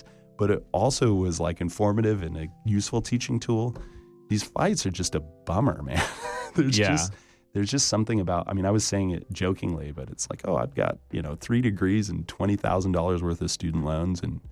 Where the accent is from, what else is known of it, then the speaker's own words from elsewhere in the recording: Mariposa, California, United States; my hometown is called Mariposa, and it's like right before you get into Yosemite